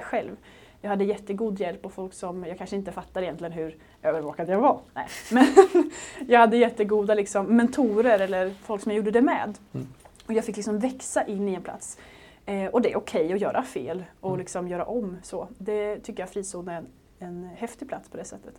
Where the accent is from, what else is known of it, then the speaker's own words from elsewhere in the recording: Småland, Sweden; moved away; jag kom ner från Småland annars, där jag växte upp